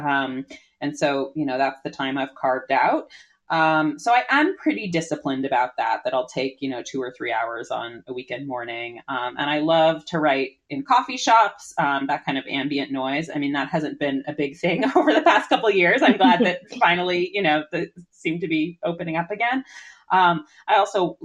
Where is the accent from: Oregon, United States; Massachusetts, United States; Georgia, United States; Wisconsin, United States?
Massachusetts, United States; Newton; also born or lived in Brooklyn, New York; now in Cape Cod, United States; I grew up in Newton, Massachusetts, that's home to the wonderful Newtonville Books.